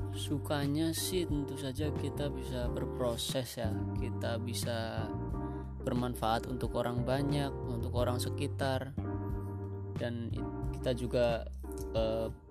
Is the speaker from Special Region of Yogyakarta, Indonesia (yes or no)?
no; Tegal, Central Java, Indonesia; accent: Ngapak; Asal saya dari kota Ngapak, ya mungkin orang-orang biasa bilang ngapak itu ya asal saya dari Tegal